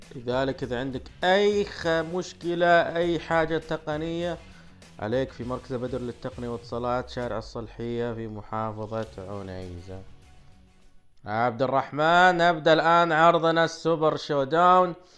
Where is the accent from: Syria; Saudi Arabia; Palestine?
Saudi Arabia; عندنا في السعودية